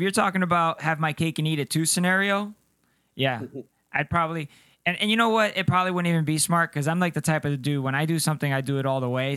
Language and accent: English; Cartagena, Bolívar, Colombia; now in United States; Colombia. Yeah, I was born in Cartagena, ah. Colombia